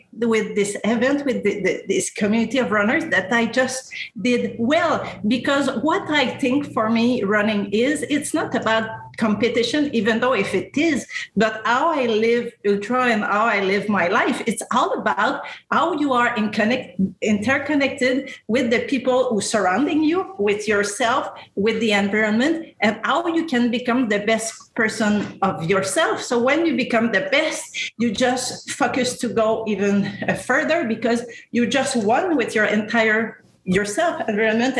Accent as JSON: {"language": "English", "country": "Canada", "also_born_or_lived": "Senegal", "moved": "yes", "lives_now": "Singapore", "said": "I'm Canadian"}